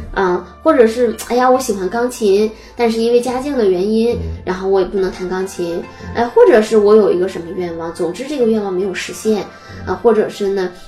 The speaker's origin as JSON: {"language": "Chinese", "region": "Northeast China", "country": "China", "accent": "Northeastern (Dongbei) dialect", "said": "我们东北话说"}